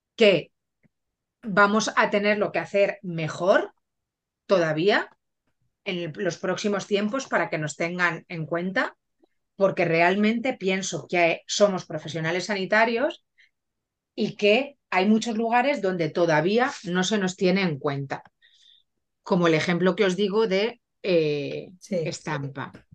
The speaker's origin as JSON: {"language": "Spanish", "town": "Barcelona", "region": "Catalonia", "country": "Spain", "also_born_or_lived": "Benidorm", "said": "me fui a Barcelona porque yo soy de allí de Barcelona y fui a estudiar farmacia"}